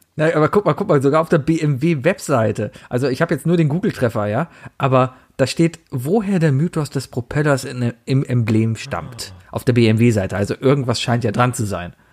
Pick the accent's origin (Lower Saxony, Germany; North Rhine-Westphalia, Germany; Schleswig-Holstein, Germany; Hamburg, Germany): North Rhine-Westphalia, Germany; Cologne; Ich komme aus Köln